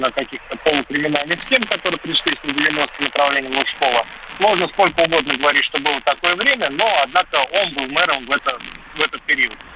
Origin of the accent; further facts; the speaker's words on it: Moscow, Russia; Я, как коренной москвич